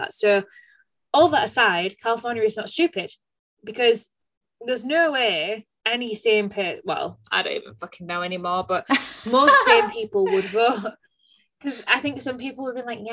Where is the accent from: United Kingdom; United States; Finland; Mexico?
United Kingdom; I'm just a British bird.